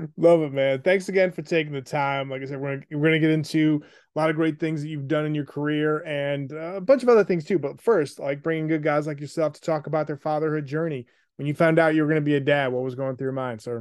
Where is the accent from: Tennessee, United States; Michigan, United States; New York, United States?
New York, United States; Buffalo; I was the youngest of three, grew up in Buffalo.